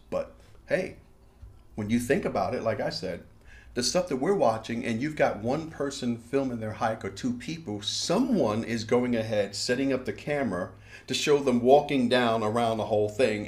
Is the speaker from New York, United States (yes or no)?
yes; New York, United States; I am from New York